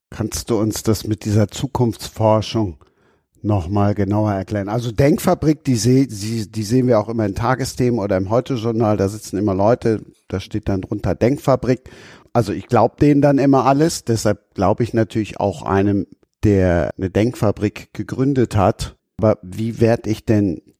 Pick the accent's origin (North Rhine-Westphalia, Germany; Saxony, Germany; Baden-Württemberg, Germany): North Rhine-Westphalia, Germany; Bonn; ich komme aus der Gegend von Bonn, ich bin auch Rheinländer.